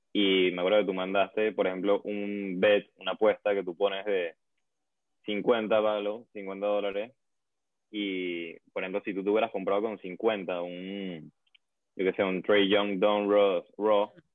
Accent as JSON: {"language": "Spanish", "country": "Venezuela", "said": "yo que soy de Venezuela"}